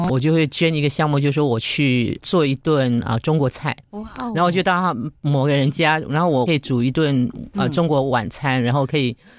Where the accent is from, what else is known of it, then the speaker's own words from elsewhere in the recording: Yunlin County, Taiwan; moved away as an adult; now in Singapore; 我自己是从台湾来的，